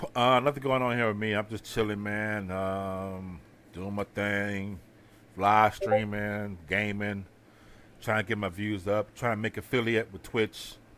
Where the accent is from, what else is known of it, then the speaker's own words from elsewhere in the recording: Houston, Texas, United States; I'm from Houston